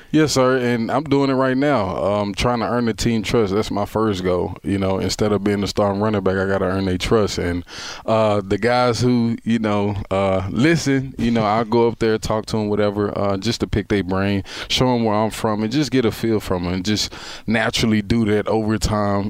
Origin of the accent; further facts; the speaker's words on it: Texas, United States; I'm from Texas